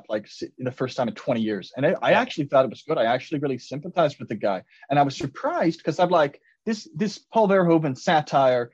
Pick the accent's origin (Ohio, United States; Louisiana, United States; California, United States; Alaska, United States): Ohio, United States; I'm from Ohio